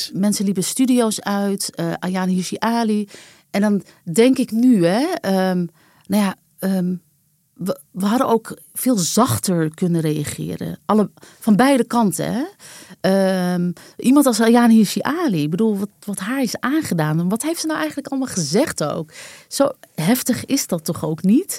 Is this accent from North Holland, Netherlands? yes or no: yes; Amsterdam, North Holland, Netherlands; also born or lived in New Jersey; Wij waren allebei Amsterdammer